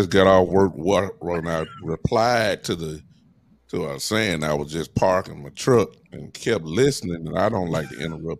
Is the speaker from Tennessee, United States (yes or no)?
yes; Memphis, Tennessee, United States; I am born and raised in Memphis, live here now.